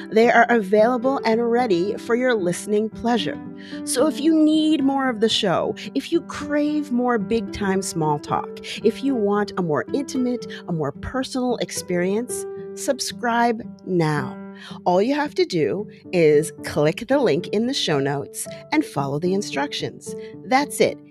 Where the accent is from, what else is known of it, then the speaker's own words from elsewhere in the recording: Colorado, United States; growing up in Colorado with all these white kids